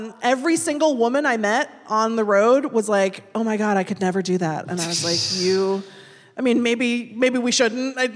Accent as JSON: {"language": "English", "town": "Seattle", "region": "Washington", "country": "United States", "tie": "born or raised there", "said": "I'm from Seattle. I grew up here. My parents grew up here"}